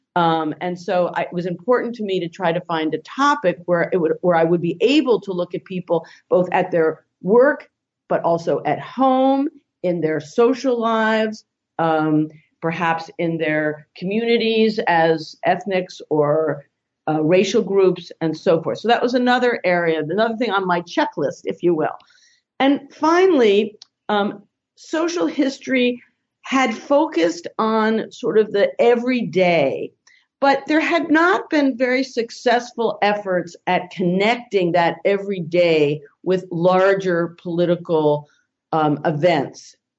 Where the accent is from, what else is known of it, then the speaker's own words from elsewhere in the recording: New York area, United States; moved away; I grew up in the New York area